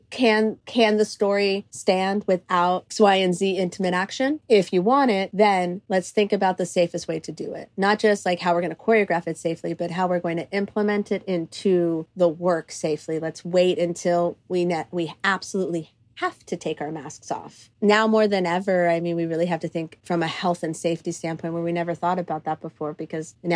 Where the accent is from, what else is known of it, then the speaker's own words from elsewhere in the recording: Cyprus; now in United States; I had the opportunity to film it in Cyprus, which is my, um, my home country. That's where my my family is from. I'm fir- first generation uh, Cypriot American, so like to have the op- like the ability to film in the country that I mean raised me.